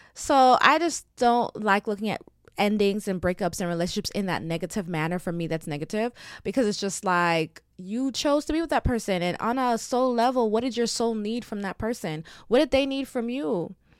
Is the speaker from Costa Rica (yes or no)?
no; Jamaica; I'm Jamaican